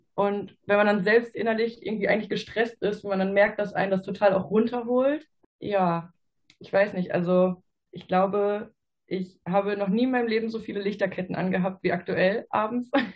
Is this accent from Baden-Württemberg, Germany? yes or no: no; Ruhr area, North Rhine-Westphalia, Germany; ich bin 26 Jahre alt und komme aus dem Ruhrgebiet.